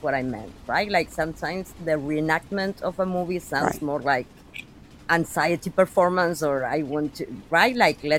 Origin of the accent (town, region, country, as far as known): Argentina